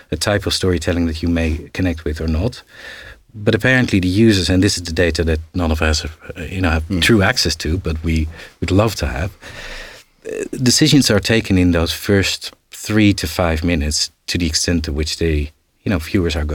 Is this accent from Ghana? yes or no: no; Netherlands; now in United Kingdom; I'm now an independent producer uh, based in the UK. I'm from the Netherlands.